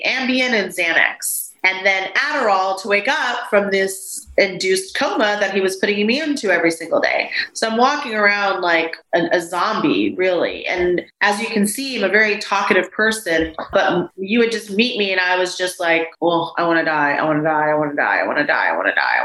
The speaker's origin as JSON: {"language": "English", "region": "Texas", "country": "United States", "also_born_or_lived": "Waco, Texas", "lives_now": "St. Petersburg, United States", "said": "I'm my mom's only child born in America, first child born in America. My brothers were born in Colombia and I'm a Texan"}